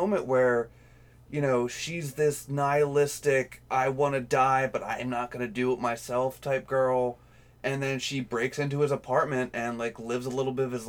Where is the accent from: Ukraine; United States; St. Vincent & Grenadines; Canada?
United States; as an American